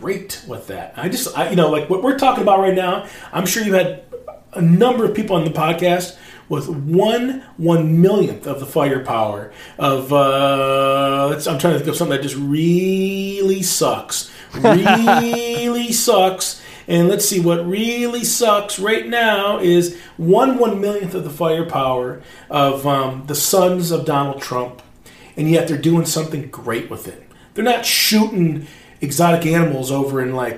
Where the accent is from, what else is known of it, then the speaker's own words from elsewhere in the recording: Northern Michigan, United States; moved away as an adult; also born or lived in Alaska; I'm from Northern Michigan